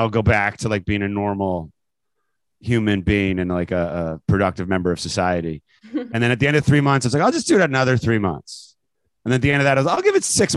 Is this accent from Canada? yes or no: yes; Canada; moved away as an adult; now in United States; I grew up in Canada and then came here for school, for college, and came to America for college, and then never left